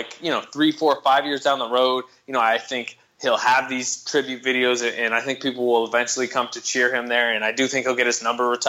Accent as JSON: {"language": "English", "area": "North Bay", "region": "California", "country": "United States", "also_born_or_lived": "Oklahoma City", "moved": "as an adult", "said": "I'm from the North Bay, so I'm from some, you know, close to this area."}